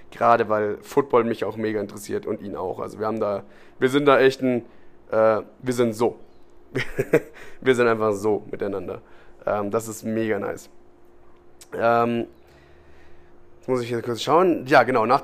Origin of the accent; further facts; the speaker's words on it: Munich, Bavaria, Germany; Du aus Venedig kommst, ich komme aus München.